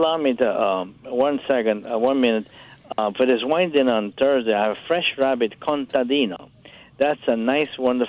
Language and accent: English; Capri, Campania, Italy; moved away; in Italy, where I grew up in Capri, around the Naples Bay and Sorrento.